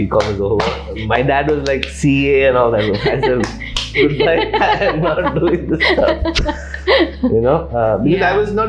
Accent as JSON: {"language": "English", "country": "Kuwait", "tie": "born or raised there", "said": "This whole third culture thing of being born and brought up in Kuwait and not really identifying with any, whether it was Chennai or Kerala."}